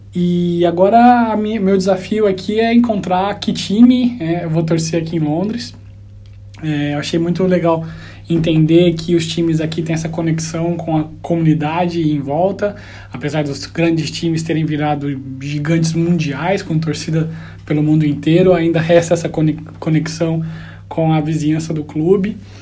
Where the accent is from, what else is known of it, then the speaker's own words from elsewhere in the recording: Franca, São Paulo, Brazil; moved away as an adult; also born or lived in Düsseldorf, Germany; now in London, United Kingdom; eu sou de Franca, lá no Brasil